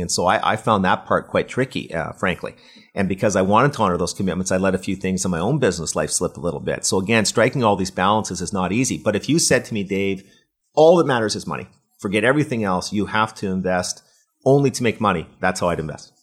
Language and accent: English; Waterloo, Ontario, Canada; I'm from Waterloo, which is, you know, the Silicon Valley of Canada